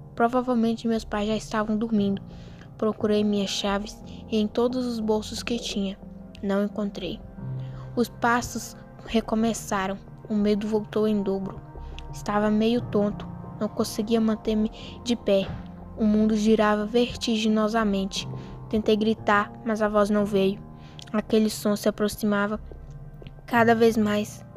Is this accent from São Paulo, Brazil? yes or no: no; Espinosa, Minas Gerais, Brazil; sou da cidade de Espinosa, Minas Gerais